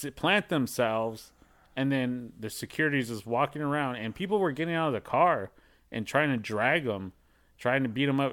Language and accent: English; Los Angeles, California, United States; I grew up in Wilmington